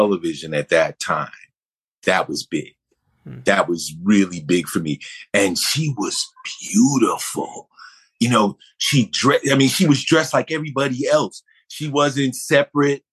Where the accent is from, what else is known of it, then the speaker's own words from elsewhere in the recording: Buffalo, New York, United States; I was born in Buffalo, New York